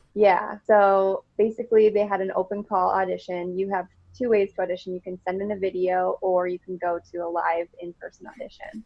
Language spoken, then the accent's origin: English; Rockford, Illinois, United States; also born or lived in Arizona / Colorado; I am from Rockford, Illinois. So it's just like 90 miles outside of Chicago. And I was born and raised here.